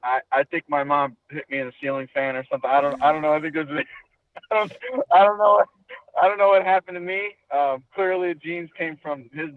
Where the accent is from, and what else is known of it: Utica, New York, United States; born or raised there; moved away